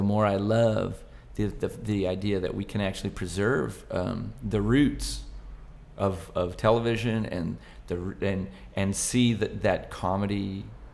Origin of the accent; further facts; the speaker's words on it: Buena Park, California, United States; my hometown, Buena Park